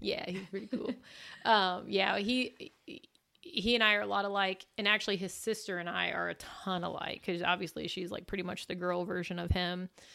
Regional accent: Illinois, United States; now in Missouri, United States; I am originally from Illinois

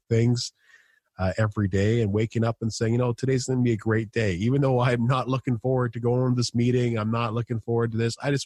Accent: Canada; being Canadian

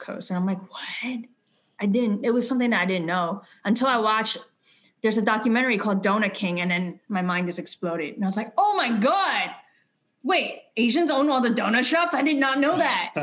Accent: New York City, New York, United States; I grew up in New York, um, in Brooklyn

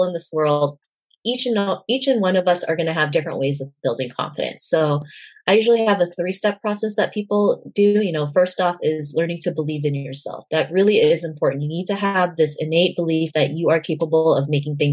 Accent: Canada; growing up in Canada

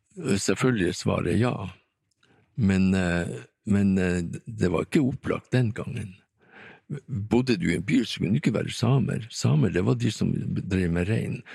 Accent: Tromsø, Troms, Norway; also born or lived in Vestertana, Tana, Finnmark; jeg vokste opp her i Tromsø

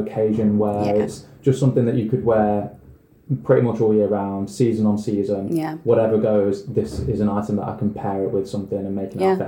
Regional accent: Derbyshire, East Midlands, United Kingdom; I'm from Derbyshire

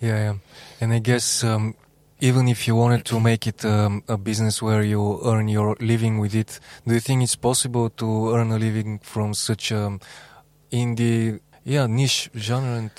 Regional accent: Bulgaria; I'm from Bulgaria.

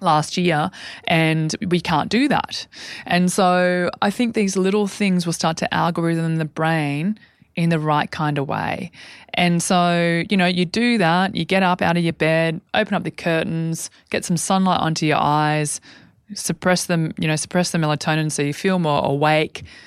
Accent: Albury, New South Wales, Australia; when I was a young girl growing up in Aubrey.

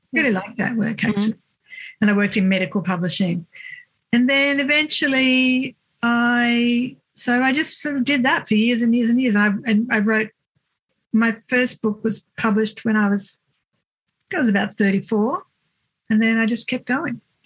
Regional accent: Cooma, New South Wales, Australia; moved away; i grew up in a little country town called cooma

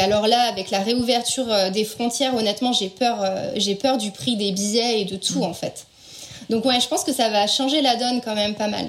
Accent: France; moved away as an adult; now in United States; je suis française

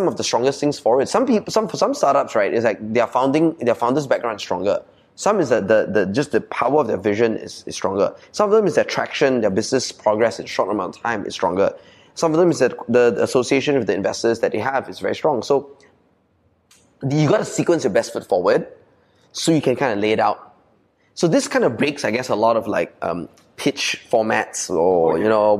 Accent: Malaysia; accent: Ah Beng; also born or lived in Sydney, Australia / United States; I'm like true and true abeng in my core accent, right? Because I'm in Chinese school, I grew up in Malaysia

